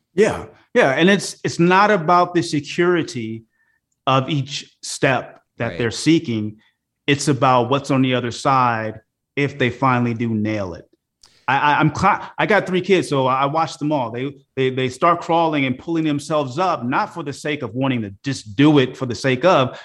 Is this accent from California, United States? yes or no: yes; Oakland, California, United States; also born or lived in Philadelphia, Pennsylvania / Los Angeles, California; I grew up in Oakland, California